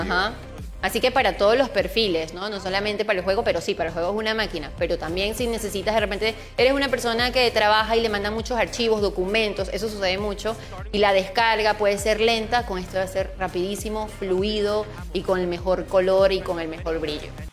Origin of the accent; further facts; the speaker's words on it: Casa Grande, La Libertad, Peru; moved away; el corazón de Casagrande, la natalidad del distrito donde nacimos